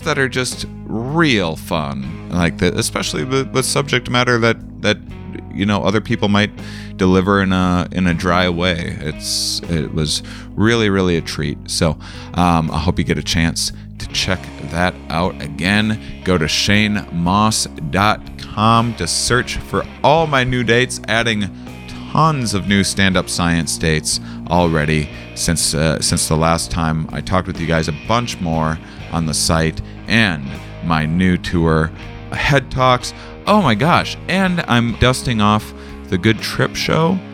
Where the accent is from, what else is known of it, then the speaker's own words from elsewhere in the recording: La Crosse, Wisconsin, United States; I'm in my hometown, U W L. That's the University of Wisconsin Lacrosse